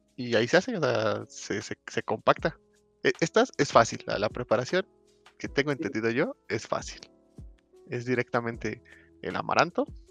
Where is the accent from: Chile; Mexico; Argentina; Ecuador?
Mexico; yo soy mexicano